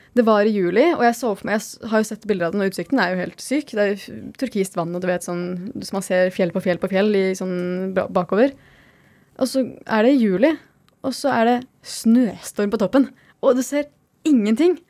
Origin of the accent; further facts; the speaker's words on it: Skien, Telemark, Norway; moved away; also born or lived in Oslo / Lofoten; på Gulset, der vi kommer fra i Skien.